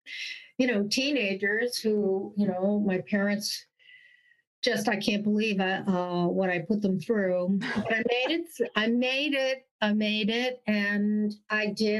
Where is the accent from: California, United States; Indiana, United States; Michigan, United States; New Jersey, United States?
New Jersey, United States; Montclair; I'm a Jersey girl, born and raised